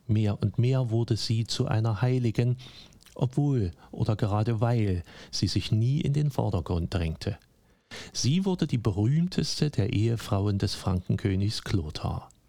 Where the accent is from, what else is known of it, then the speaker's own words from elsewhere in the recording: Thuringia, Germany; born there; freue ich mich doch als gebürtiger Thüringer, dass zur Frühgeschichte dieses Bundeslandes so eine Frau gehört.